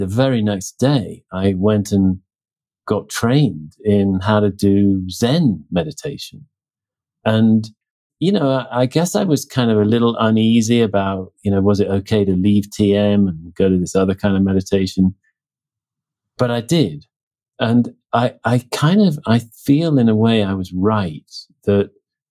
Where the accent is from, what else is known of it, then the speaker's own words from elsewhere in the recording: Oxford, South East England, United Kingdom; moved away; also born or lived in New Mexico; I was back in my hometown, Oxford, England, at the time.